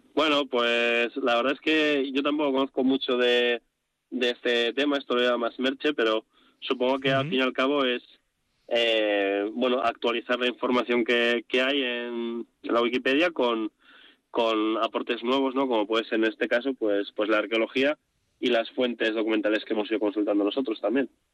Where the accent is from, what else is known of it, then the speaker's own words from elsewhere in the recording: Bilbao, Basque Country, Spain; also born or lived in Vitoria-Gasteiz; yo soy vizcaíno, yo soy de Bilbao